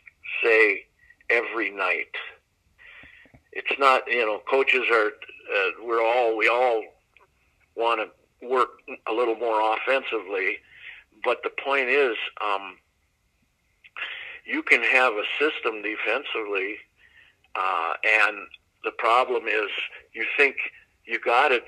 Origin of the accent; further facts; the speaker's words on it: Green Bay, Wisconsin, United States; also born or lived in Pittsburgh, Pennsylvania; I grew up in Pittsburgh, PA.